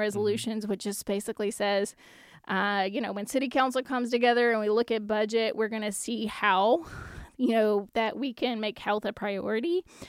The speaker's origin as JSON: {"language": "English", "town": "Lake Village", "region": "Arkansas", "country": "United States", "tie": "born or raised there", "moved": "yes", "said": "I worked intensively, uh, with Lake Village, and yes, it happens to be my hometown"}